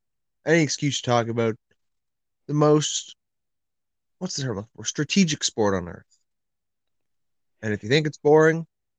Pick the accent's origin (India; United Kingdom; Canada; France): Canada; I'm Canadian, eh?